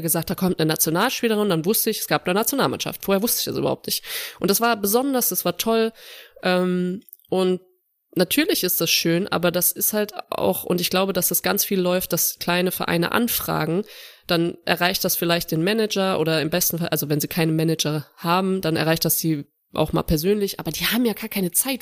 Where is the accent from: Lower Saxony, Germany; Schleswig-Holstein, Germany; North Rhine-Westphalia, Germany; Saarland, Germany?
Saarland, Germany; Saarbrücken; moved away; ich bin in Saarbrücken auch groß geworden